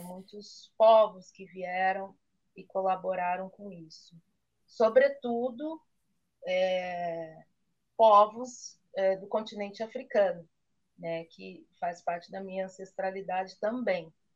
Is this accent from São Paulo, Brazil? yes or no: yes; Campinas, São Paulo, Brazil; eu sou paulista de Campinas, né, e com uma avó baiana